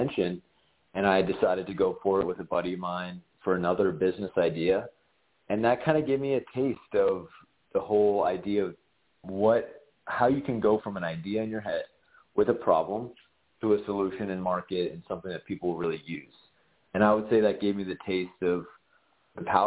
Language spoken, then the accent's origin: English; Southern California, United States; Growing up in Southern California, I played baseball